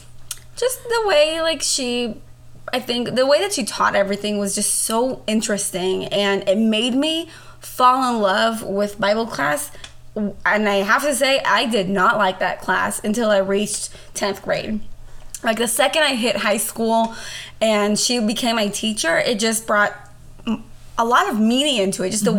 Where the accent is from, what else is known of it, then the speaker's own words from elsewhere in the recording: Israel; now in United States; growing up in Israel, I went to, I guess, what you would call here public school.